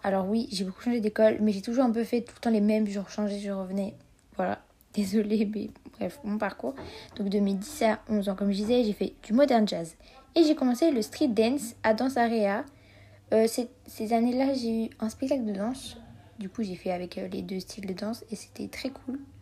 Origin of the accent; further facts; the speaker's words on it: Geneva, Switzerland; j'ai 15 ans et je viens de Genève.